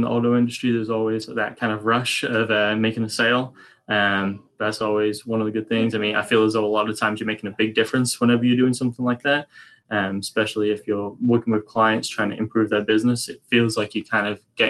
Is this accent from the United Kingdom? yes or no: yes; England, United Kingdom; I'm from England originally.